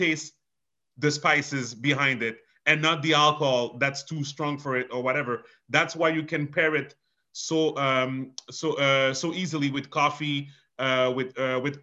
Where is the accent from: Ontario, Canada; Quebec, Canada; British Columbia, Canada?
Quebec, Canada; Montreal; first language French; English is a second language; We grew up in Montreal